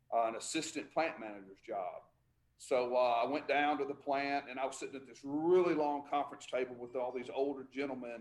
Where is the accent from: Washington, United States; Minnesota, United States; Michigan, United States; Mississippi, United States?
Mississippi, United States; Tupelo; also born or lived in Guntown, Mississippi; I was born and raised in Tupelo, Mississippi.